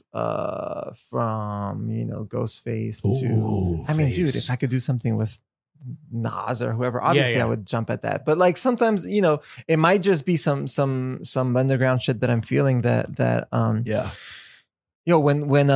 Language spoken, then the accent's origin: English; Montreal, Quebec, Canada; moved away as an adult; also born or lived in New York / Los Angeles; Montreal, my hometown.